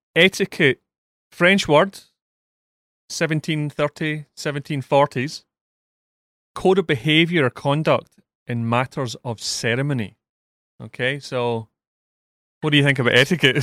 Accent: Scotland, United Kingdom; being Scottish and being a Villa fan

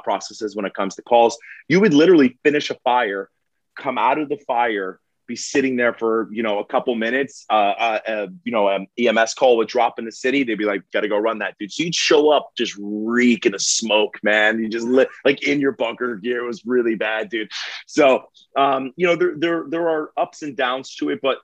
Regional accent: Florida, United States; also born or lived in Pembroke Pines, Florida / Lake Worth, Florida / West Palm Beach, Florida; now in Jupiter, United States; I was actually born and raised in Florida

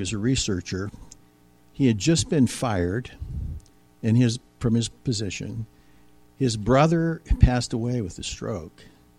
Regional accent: Ohio, United States; moved away; 5 hours to my hometown in Ohio

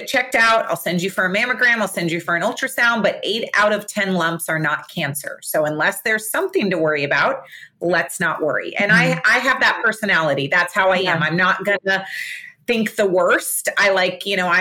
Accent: Fort Lauderdale, Florida, United States; I live in Fort Lauderdale, Florida. I was born and raised here.

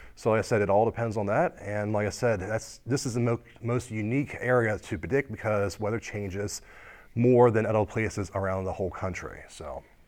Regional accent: United States; I actually grew up here on the shore all my life

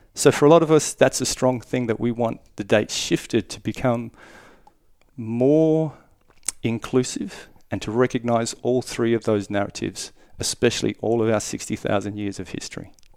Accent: Darwin, Northern Territory, Australia; I was born in Darwin and I grew up there

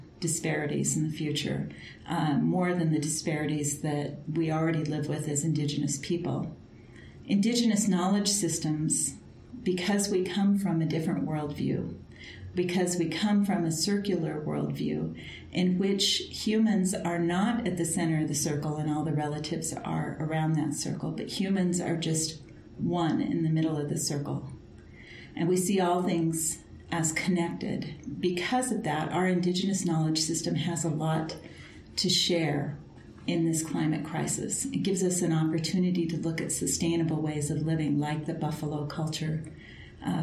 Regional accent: Turtle Mountain Band of Ojibwa, North Dakota, United States; now in Montana, United States; I am Anishinaabe Ojibwa from the Turtle Mountain Band of Ojibwa

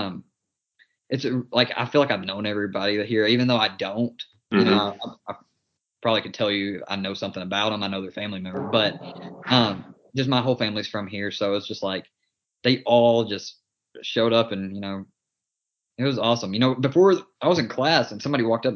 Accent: Jonesboro, Arkansas, United States; I'm playing in my hometown

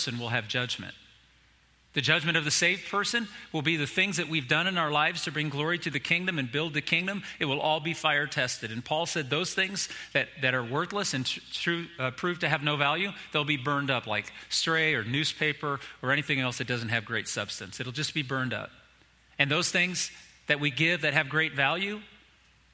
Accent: Indiana, United States; I came from Indiana up to Michigan, went to this church camp all my time in high school

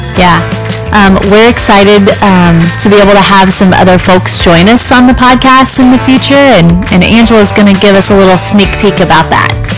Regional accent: Richmond, Kansas, United States; the little town I grew up in, I grew up in Richmond, Kansas, not far from here

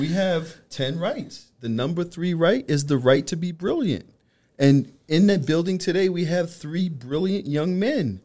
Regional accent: New York City, New York, United States; I'm from Brooklyn as well

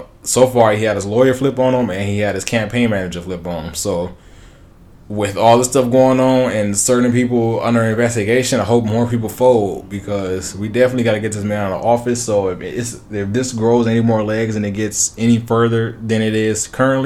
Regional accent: California, United States; moved away; I grew up in California

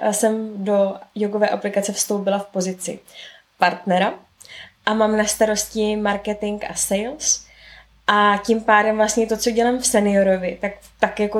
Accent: Prague, Czechia; z Prahy.

